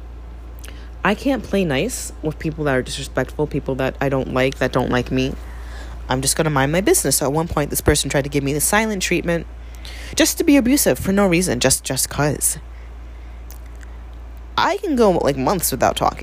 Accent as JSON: {"language": "English", "town": "New York City", "region": "New York", "country": "United States", "moved": "yes", "said": "I am originally from the Bronx"}